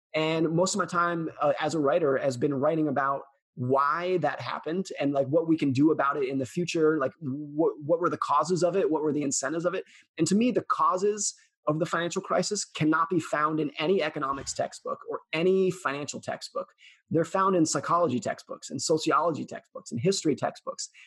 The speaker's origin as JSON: {"language": "English", "region": "California", "country": "United States", "tie": "born or raised there", "said": "I grew up most of my life around and in the Lake Tahoe area of California."}